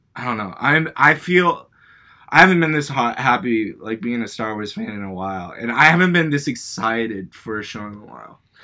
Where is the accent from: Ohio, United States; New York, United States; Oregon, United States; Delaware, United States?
Oregon, United States; Beaverton; also born or lived in Portland, Oregon; both episodes have taken place partly in my hometown.